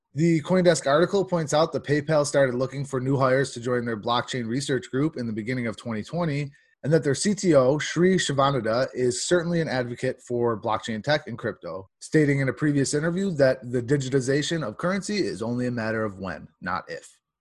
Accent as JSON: {"language": "English", "region": "New York", "country": "United States", "said": "my home state, New York"}